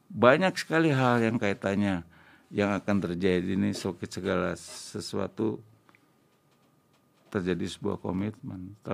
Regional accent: Java, Indonesia; Saya orang Jawa, saya jarang ngomong.

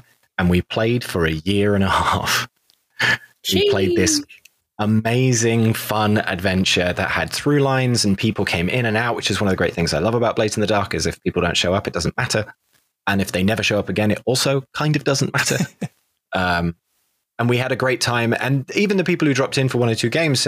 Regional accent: United Kingdom; now in Los Angeles, United States; I'm a British actor who lives

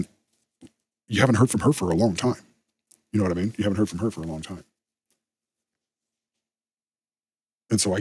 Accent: United States; I am an American

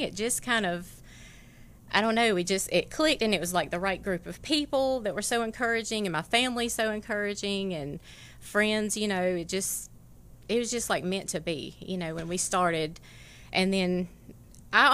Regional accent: Tifton, Georgia, United States; I was born and raised in Tifton, so. Tiftonite all the way through

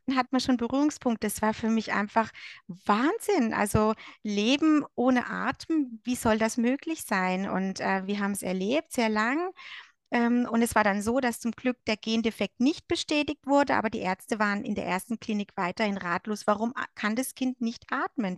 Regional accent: Germany; moved away as an adult; now in Switzerland; ich komme ursprünglich aus Deutschland und lebe aber seit sechs Jahren mit meinem Mann in der Schweiz.

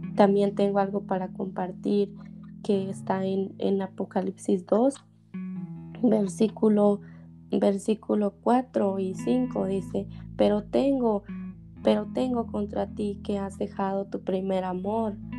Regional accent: Teococuilco, Oaxaca, Mexico; yo nací en un pueblito ahora pequeño que se llama Teocuilco

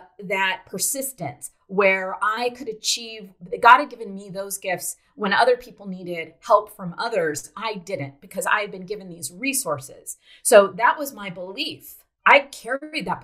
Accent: South Dakota, United States; I grew up in South Dakota, home of the wheat fields in the United States

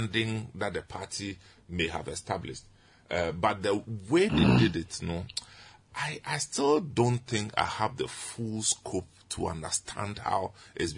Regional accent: Enyandintra, Central Region, Ghana; I am from Enyandintra.

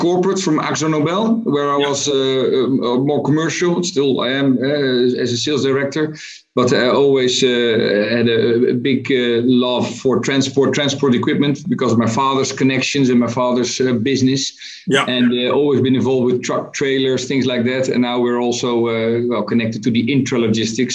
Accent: Netherlands; I'm from Holland

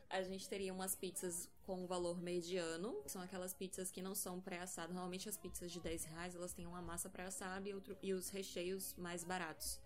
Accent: Salvador, Bahia, Brazil; sou de Salvador

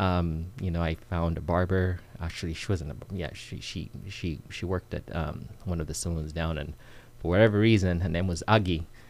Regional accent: Uganda; moved away as an adult; now in United States; I'm originally from Uganda. Mm-hmm. I moved to the states when I was um, about 20 years old

